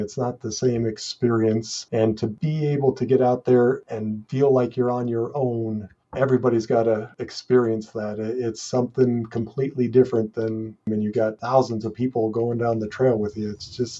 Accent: Estes Park, Colorado, United States; We grew up in Estes Park

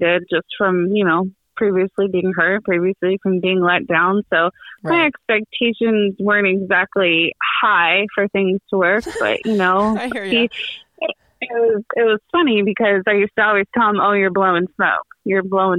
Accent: Eastern Shore, Maryland, United States; I'm from Maryland and the Eastern Shore

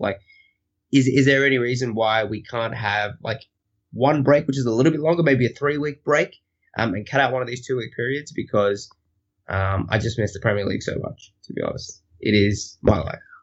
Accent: Australia; I am Australian

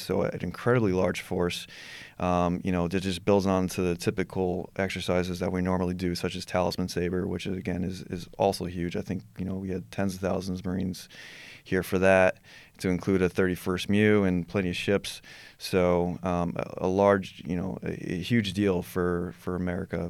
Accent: New York, United States; I'm from New York

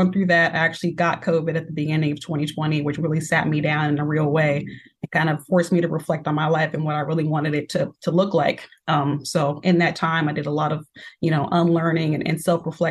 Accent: Seattle, Washington, United States; I am an artist and entrepreneur born and raised in Seattle, Washington

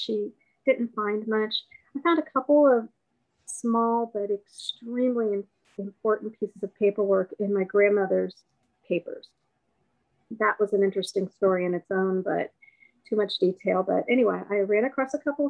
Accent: Ohio, United States; I grew up in Ohio.

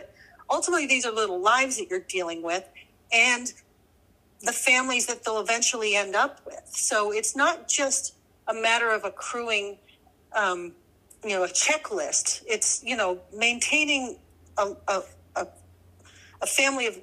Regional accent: New Jersey, United States; I grew up in New Jersey, which, if you know anything about New Jersey, it's a very hot and humid state

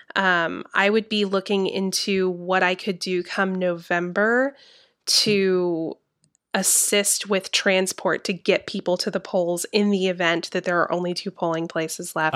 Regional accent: Georgia, United States; my home state of Georgia

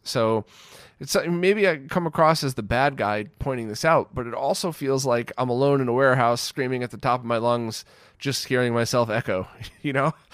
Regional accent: United States; where I grew up in the States

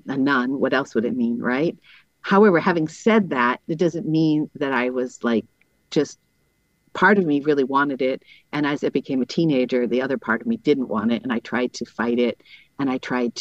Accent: Massachusetts, United States; moved away as an adult; also born or lived in Summit, New Jersey; now in Bronx, New York, United States; I'm from Massachusetts. Not that Massachusetts is a great place, but I'm from Massachusetts

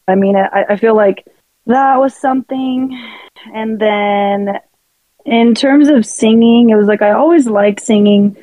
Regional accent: San Bernardino, California, United States; I was born in San Bernardino.

